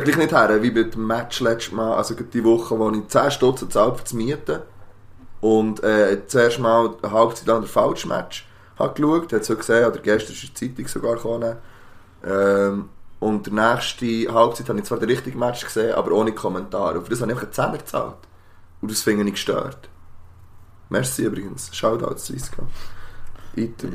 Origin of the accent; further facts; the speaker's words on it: Switzerland; Wir sind aus der Schweiz